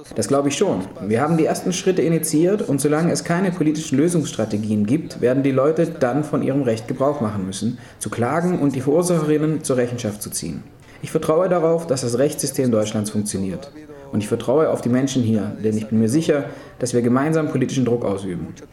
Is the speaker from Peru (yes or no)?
yes; Huaraz, Ancash, Peru; unweit meiner Heimatstadt Huaraz